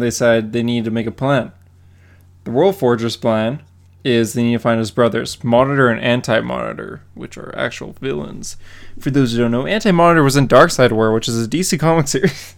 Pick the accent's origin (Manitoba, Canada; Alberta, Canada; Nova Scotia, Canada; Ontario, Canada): Alberta, Canada; Calgary; born or raised there